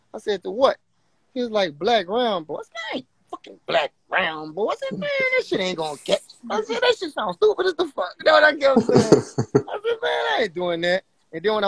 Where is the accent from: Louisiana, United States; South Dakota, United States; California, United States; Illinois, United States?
Louisiana, United States; I'm from Louisiana, man. I was shooting guns when I was like young